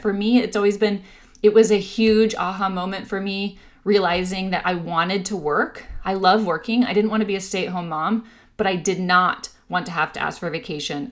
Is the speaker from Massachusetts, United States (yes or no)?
no; Orange County, California, United States; now in San Diego, United States; I grew up in Orange County, so I'll be excited to, you know, be around my old stomping grounds